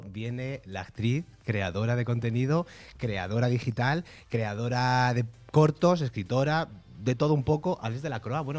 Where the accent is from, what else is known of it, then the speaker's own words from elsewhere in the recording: Andalusia, Spain; que yo soy de Almería, por cierto.